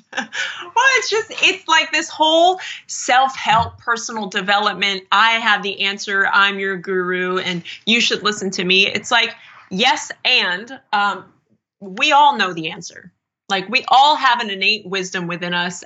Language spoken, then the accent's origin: English; Erie, Pennsylvania, United States; also born or lived in New York; now in California, United States; Erie, Pennsylvania, if I stayed on the life path of most people from my hometown